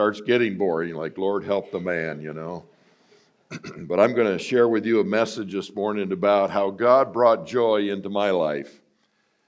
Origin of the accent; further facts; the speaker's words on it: Buffalo, New York, United States; I grew up in Buffalo, New York